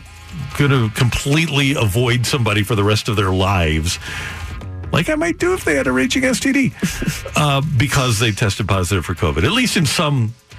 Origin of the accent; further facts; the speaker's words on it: St. Louis, Missouri, United States; We're from the Lou.